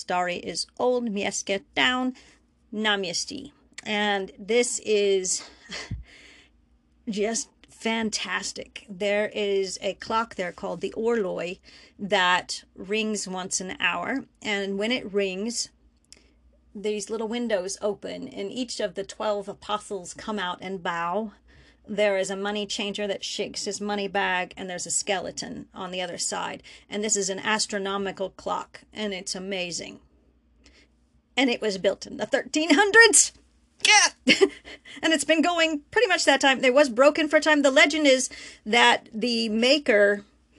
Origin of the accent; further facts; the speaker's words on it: United States; I guess I'm American.